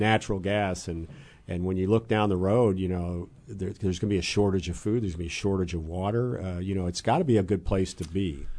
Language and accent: English; East Central Illinois, United States; I grew up in East Central Illinois